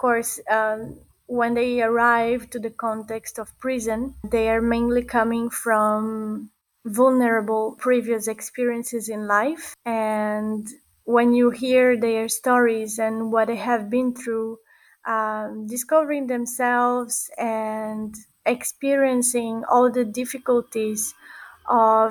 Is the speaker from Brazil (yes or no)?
yes; Brazil; now in Barcelona, Spain; I was born and grown in Brazil. Now I live in Barcelona. I am Italo-Brazilian